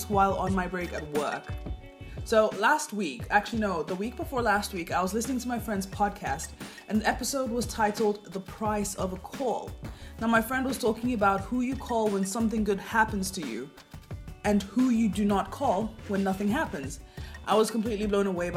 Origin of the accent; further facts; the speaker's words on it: Kenya; now in Norway; I was from Kenya